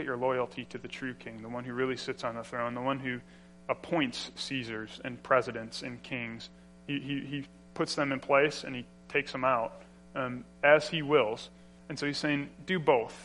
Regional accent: Illinois, United States; now in Indiana, United States; I grew up in Illinois, but now I'm a Hoosier

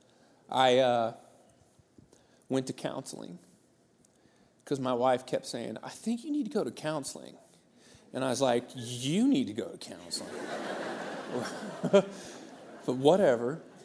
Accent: Santa Cruz, California, United States; moved away; I grew up in Santa Cruz, California, and that's a sweet childhood

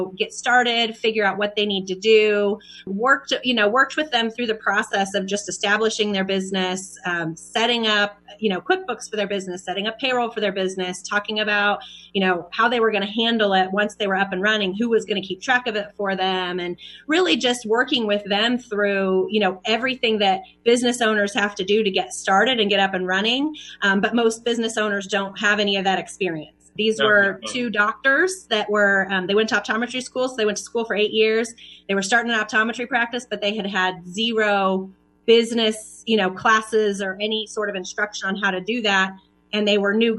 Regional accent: Kansas, United States; also born or lived in Dallas, Texas; now in Kansas City, United States; So I'm from Kansas. I'm from a small town in Kansas

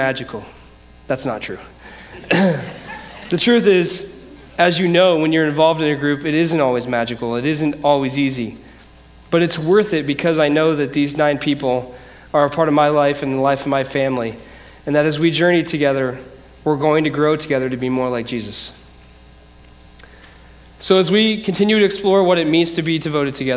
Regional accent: Decatur, United States; also born or lived in Grand Rapids, Michigan; I grew up here in Decatur, but in 1998, I moved to Grand Rapids, Michigan

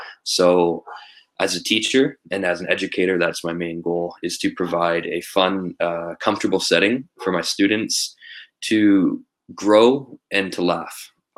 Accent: Toronto, Ontario, Canada; moved away as an adult; now in Vancouver, Canada; I'm 24 years old. I'm from Toronto, Ontario, Canada. I've lived in Vancouver for 5 years on the West Coast.

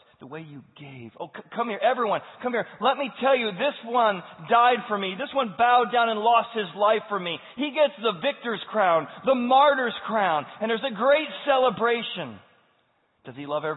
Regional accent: United States; as an American

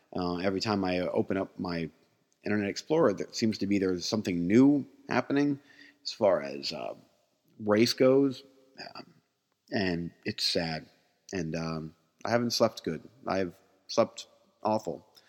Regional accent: United States; as an American

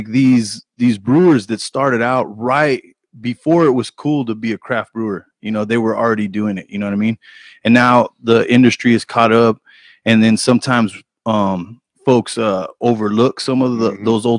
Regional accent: New Mexico, United States; Santa Fe Brewing Company, for one, I'm from New Mexico.

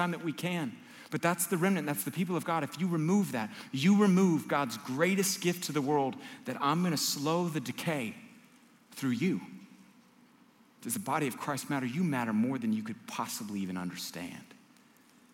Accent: United States; I'm an American

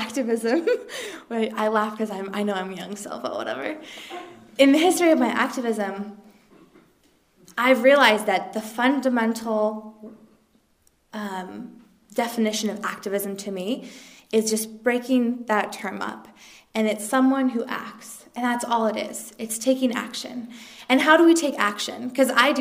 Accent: Eugene, Oregon, United States; growing up in Eugene

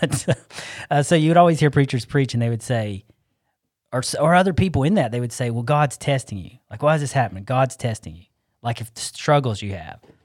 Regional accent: Arden, North Carolina, United States; I grew up here in Asheville, actually South Asheville. I don't claim Asheville, I cla-, I claim Arden

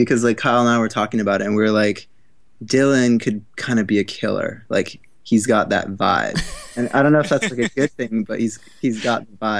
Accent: Tokyo, Japan; moved away as an adult; now in New York, United States; Yeah, and I'm from Tokyo originally. So like I moved here for for college, like three, four years ago.

